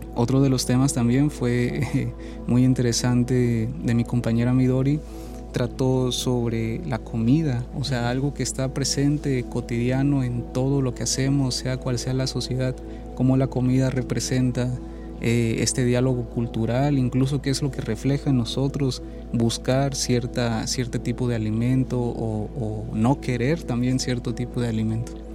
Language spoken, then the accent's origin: Spanish; Chiapas, Mexico; moved away as an adult; soy de Chiapas, entonces de Chiapas pude venir aquí, pude estudiar